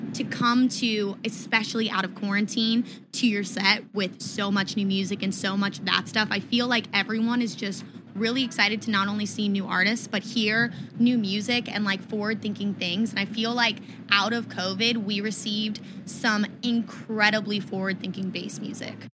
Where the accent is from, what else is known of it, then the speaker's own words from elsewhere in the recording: Tampa, Florida, United States; I'm from Tampa as well